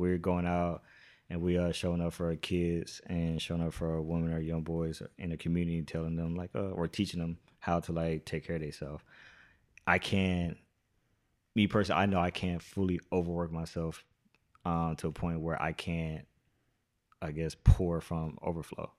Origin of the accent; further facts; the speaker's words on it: Carson, California, United States; I'm from Carson